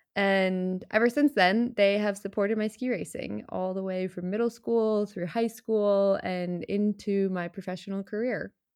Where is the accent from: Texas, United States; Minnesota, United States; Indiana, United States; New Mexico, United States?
Minnesota, United States; Plymouth; I am originally from Plymouth, Minnesota, where my parents were looking for a way to get the family outside in the middle of the winter.